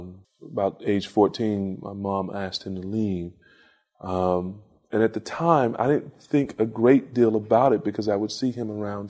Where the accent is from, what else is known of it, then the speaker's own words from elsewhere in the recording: Lexington, North Carolina, United States; moved away; From Lexington, North Carolina.